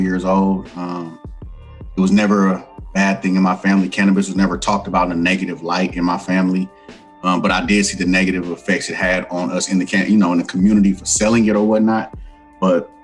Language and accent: English; Oakland, California, United States; I'm from East Oakland, California, born and raised, fifth generation